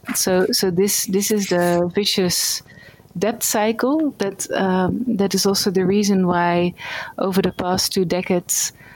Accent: Netherlands; moved away as an adult; now in India; I'm from the Netherlands.

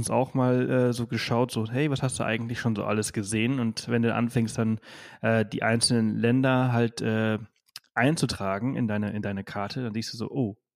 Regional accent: Balearic Islands, Spain; Ich, ich komme aus Mallorca, deswegen sind das meine ehemaligen Nachbarn.

